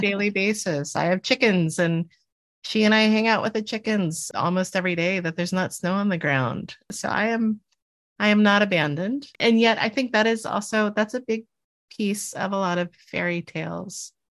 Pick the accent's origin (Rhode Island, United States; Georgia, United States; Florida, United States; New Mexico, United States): Florida, United States; Miami; moved away; I grew up in Miami